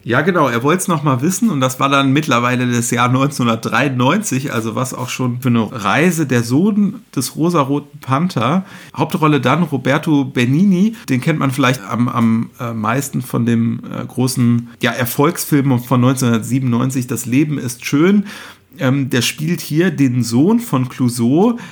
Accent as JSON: {"language": "German", "town": "Cologne", "region": "North Rhine-Westphalia", "country": "Germany", "tie": "born or raised there", "said": "ich ja als, äh, gebürtiger Kölner"}